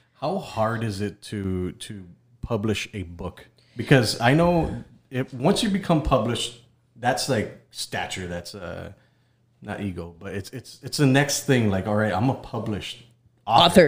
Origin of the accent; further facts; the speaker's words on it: Texas, United States; I'm Mexican-American. I'm from Texas